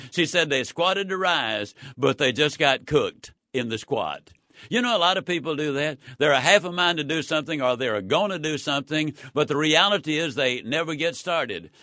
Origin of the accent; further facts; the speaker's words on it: Yazoo City, Mississippi, United States; When I was a child, I was raised in Yazoo City, Mississippi.